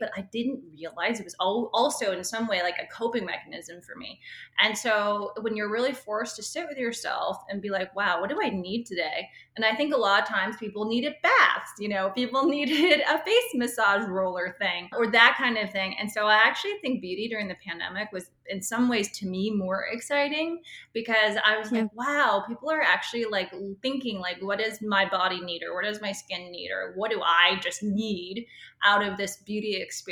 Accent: Seattle, Washington, United States; I grew up in Seattle.

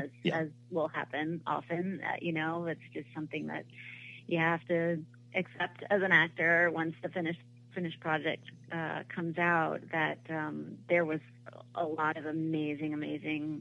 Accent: Newport, Rhode Island, United States; I grew up in Newport, Rhode Island

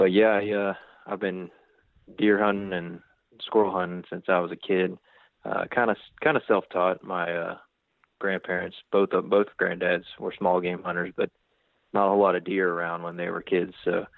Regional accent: Jacksonville, Florida, United States; I'm 31. I'm from Jacksonville, Florida. I've got family from South Georgia, South Alabama, but kind of grew up here. It's my stomping grounds.

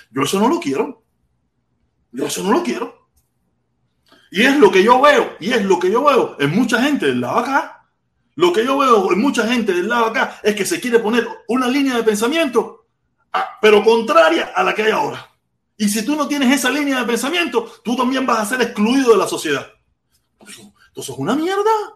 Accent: Havana, Cuba; moved away as an adult; now in Miami, United States; Yo tengo la suerte de haber nacido en La Habana. Yo soy de La Poma

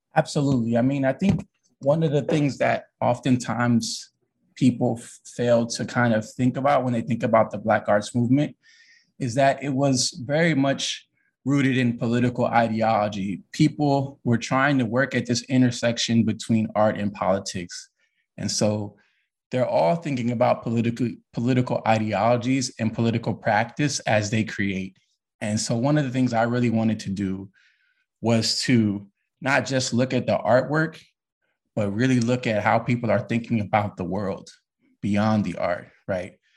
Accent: Los Angeles, California, United States; moved away as an adult; also born or lived in Ithaca, New York; I'm I'm a California kid. Um, I'm from Los Angeles to be more precise, and uh, I kind of grew up in a a really big family

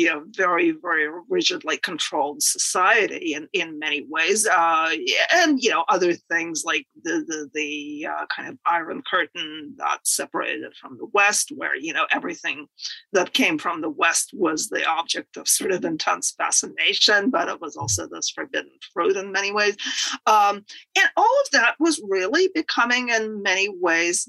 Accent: Moscow, Russia; moved away as an adult; now in United States; I was born in the Soviet Union in Moscow.

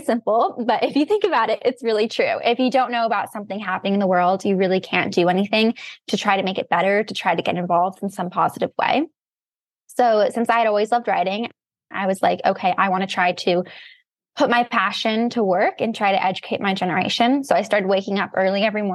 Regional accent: Santa Barbara, California, United States; moved away as an adult; now in Cambridge, United States; I'm from Santa Barbara, California.

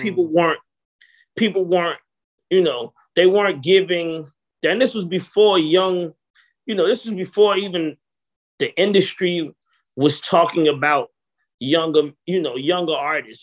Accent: Atlanta, Georgia, United States; growing up in Atlanta was interesting

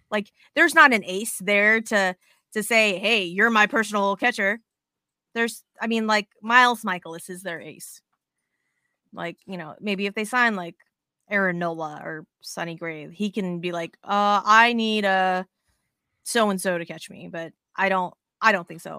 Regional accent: Las Vegas, Nevada, United States; moved away; I'm originally from Vegas

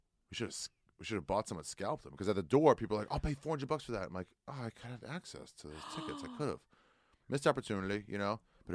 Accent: Maryland, United States; moved away; I grew up in Maryland.

